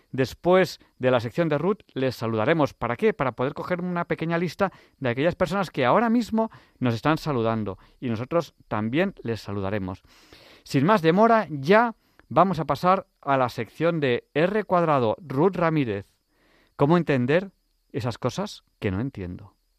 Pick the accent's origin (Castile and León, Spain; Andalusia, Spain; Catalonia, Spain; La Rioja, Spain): Catalonia, Spain; Manresa; first language Spanish; yo viví muy cerca de Sayén yo viví en Manresa. Mm, yo soy catalán.